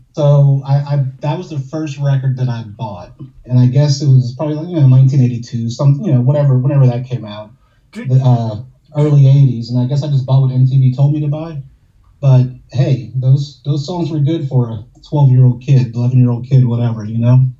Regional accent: New Orleans, Louisiana, United States; I'm from New Orleans, so you got the Mardi Gras parades

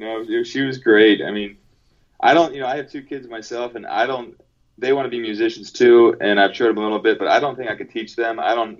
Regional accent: Pennsylvania, United States; moved away; also born or lived in San Pedro, California; I grew up in Pennsylvania. It was about 45 minutes west of Philadelphia.

